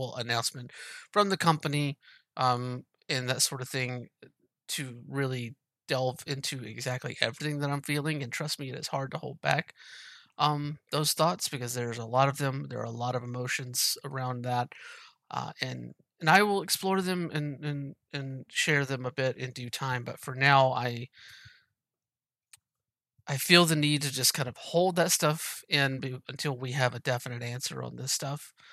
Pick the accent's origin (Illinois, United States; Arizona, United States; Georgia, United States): Georgia, United States; Moultrie; moved away; also born or lived in Pacific Northwest; I'm from Georgia originally